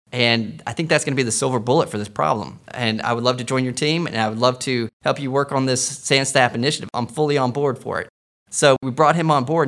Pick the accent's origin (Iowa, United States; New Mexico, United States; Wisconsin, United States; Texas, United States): Texas, United States; moved away; I'm a Texan